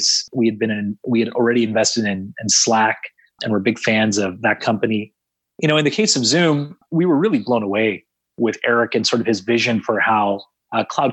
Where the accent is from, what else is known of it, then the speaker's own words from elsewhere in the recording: San Jose, California, United States; I'm from San Jose